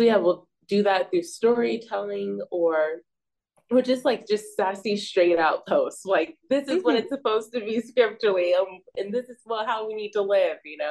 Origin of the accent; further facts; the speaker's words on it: Bay Area, California, United States; I'm from the Bay Area